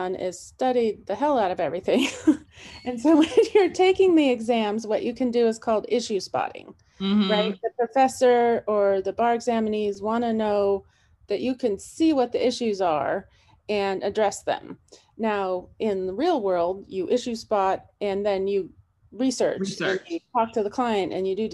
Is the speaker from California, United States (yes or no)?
yes; California, United States; now in Montana, United States; I'm from California, where it's at will